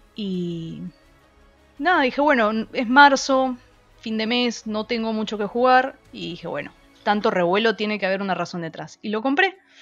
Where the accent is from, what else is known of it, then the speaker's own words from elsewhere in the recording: Peru; moved away; yo que soy de, de Perú, donde hay una sociedad un poco muy conservadora